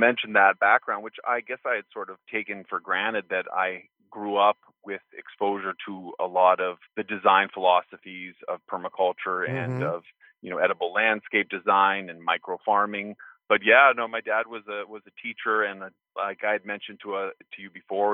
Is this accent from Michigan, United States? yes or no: no; Santa Fe, New Mexico, United States; where I grew up in Santa Fe, New Mexico, we had permaculture property, a homestead